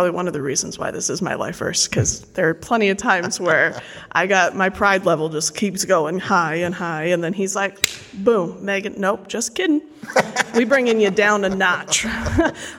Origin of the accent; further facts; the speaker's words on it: Colorado, United States; moved away; I'm originally from Colorado